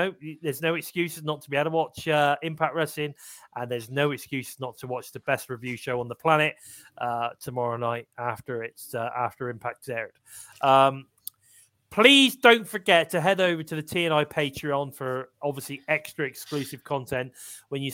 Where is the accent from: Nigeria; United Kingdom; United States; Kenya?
United Kingdom; England; I'm English